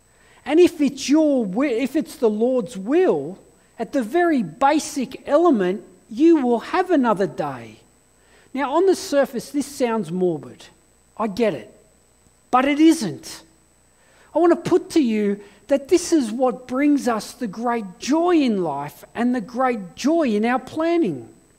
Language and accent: English; England, United Kingdom; born there; And I fled to England because I was born in England, and I spent 3 months in England asking big questions of life.